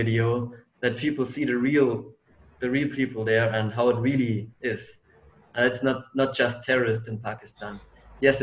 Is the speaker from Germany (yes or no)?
yes; Germany; my hometown in Germany